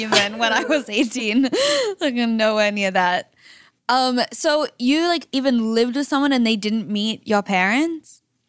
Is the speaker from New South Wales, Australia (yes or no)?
yes; Sydney, New South Wales, Australia; I'm from Sydney.